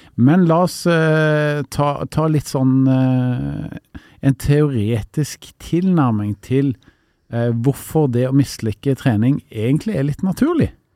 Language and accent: Norwegian; Karmøy, Rogaland, Norway; moved away; jeg kommer jo opprinnelig fra Karmøyna, altså ikke så langt fra Haugesund